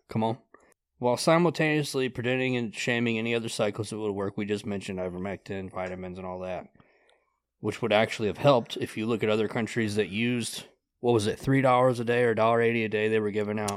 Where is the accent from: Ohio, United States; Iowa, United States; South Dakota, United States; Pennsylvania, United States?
Ohio, United States; Grass; I grew up in Grass, Ohio